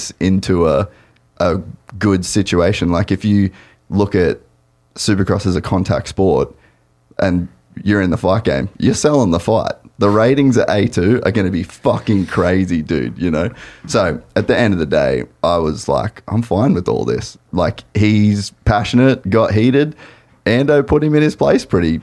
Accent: Australia; I'm Australian

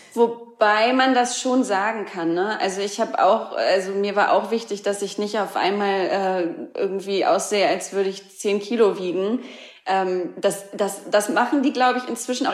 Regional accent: Hamburg, Germany; moved away; Und ich komme aus Hamburg, ich liebe Hamburg, meine Familie ist da, ganz viele Freunde sind noch

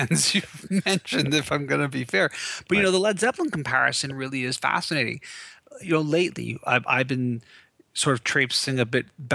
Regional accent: Canada; I'm Canadian

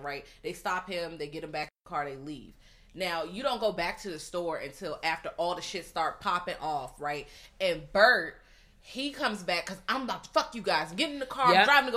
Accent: Virginia, United States; I'm from Virginia

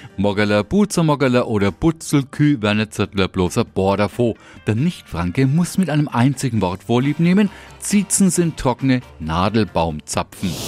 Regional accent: Franconia, Bavaria, Germany; bei uns in Franken

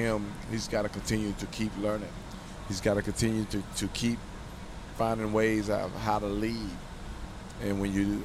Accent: North Carolina, United States; I'm from North Carolina

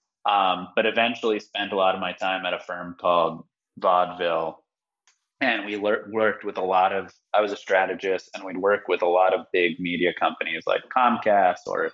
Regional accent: Miami, Florida, United States; moved away as an adult; also born or lived in New York; I grew up in Miami, which is now, you know, crypto city of the world

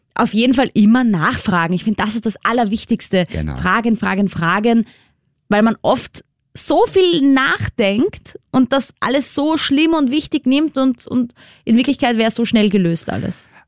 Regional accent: Austria; accent: Austrian; unser wunderschöner österreichischer Dialekt

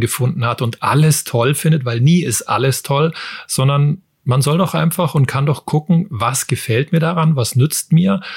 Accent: Germany; bei uns in Deutschland

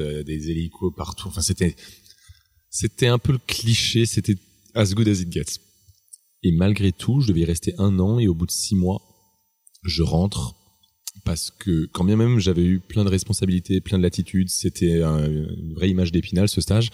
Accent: Strasbourg, Grand Est, France; moved away; je suis alsacien, je viens de Strasbourg, qui est une ville où la bouffe est très importante.

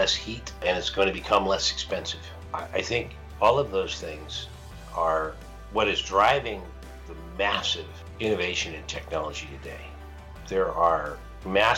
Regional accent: Los Angeles, California, United States; also born or lived in Santa Monica, California; I grew up in Brentwood, which is adjacent to Santa Monica.

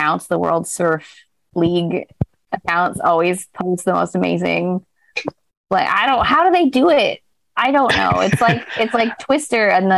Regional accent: California, United States; I grew up in California

